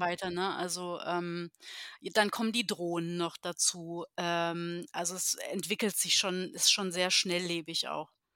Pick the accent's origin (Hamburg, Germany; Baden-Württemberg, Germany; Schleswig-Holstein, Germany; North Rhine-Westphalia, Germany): Baden-Württemberg, Germany; Heidelberg; moved away as an adult; now in Berlin, Germany; ich komme äh, tatsächlich ähm, aus Heidelberg in Baden-Württemberg.